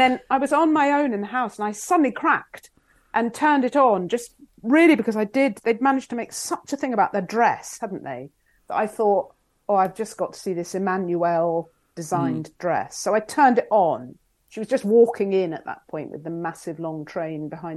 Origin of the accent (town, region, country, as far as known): England, United Kingdom